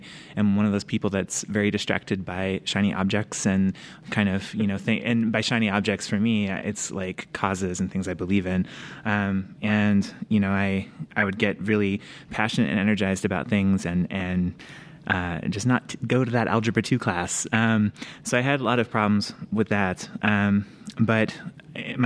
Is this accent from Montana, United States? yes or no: yes; Bozeman, Montana, United States; I grew up in Bozeman.